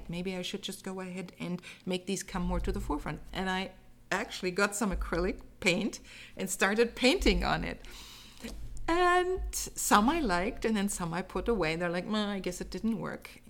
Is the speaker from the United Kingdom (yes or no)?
no; Germany; So you remember that I said I'm from Germany, and um, basically every year um, we had six weeks of vacation um, in the summer, and we spent those six weeks on the Danish waterfront.